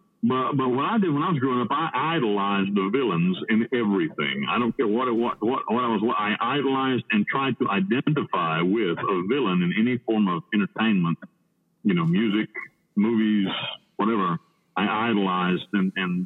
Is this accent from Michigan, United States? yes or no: no; Western North Carolina, United States; moved away as an adult; now in Panama; I grew up in Western North Carolina